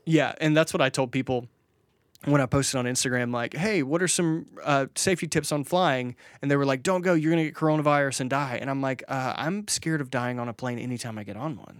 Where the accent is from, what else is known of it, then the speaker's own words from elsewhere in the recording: Mississippi, United States; I grew up in Mississippi where, like, if you wanted vacation, you just walked out into the woods.